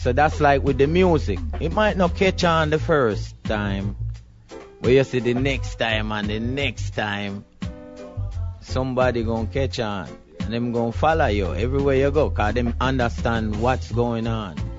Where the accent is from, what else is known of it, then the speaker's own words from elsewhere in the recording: Jamaica; moved away as an adult; also born or lived in New York City / Hawaii / California; I'm Jamaican